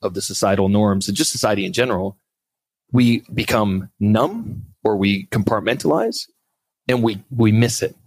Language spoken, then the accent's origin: English; Canada; also born or lived in Australia; now in Vancouver, Canada; as a Canadian